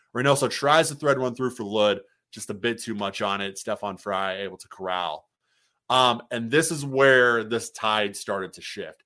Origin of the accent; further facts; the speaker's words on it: Illinois, United States; moved away; I'm from Illinois. Grew up a Bulls fan